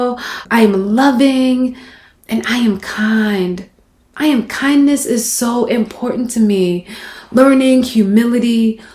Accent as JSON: {"language": "English", "region": "Mississippi", "country": "United States", "tie": "born or raised there", "moved": "yes", "said": "growing up in Mississippi"}